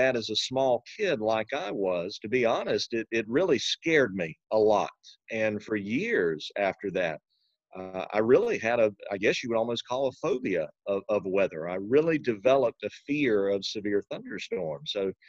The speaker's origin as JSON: {"language": "English", "town": "Mount Olive", "region": "North Carolina", "country": "United States", "tie": "born or raised there", "said": "I am from Eastern North Carolina originally. So I grew up in Wayne County, not too far away from Goldsboro, a little place called Mount Olive. That was my hometown."}